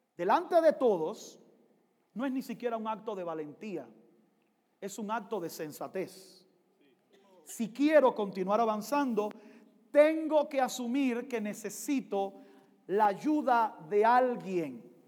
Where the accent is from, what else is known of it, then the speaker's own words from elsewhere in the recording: Cuba; moved away; Soy cubano, negro y pentecostal.